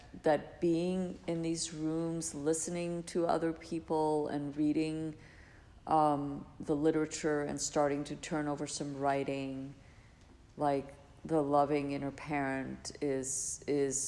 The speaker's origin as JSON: {"language": "English", "country": "Iceland", "tie": "born or raised there", "said": "I grew up in Iceland, so it was like very Scandinavian"}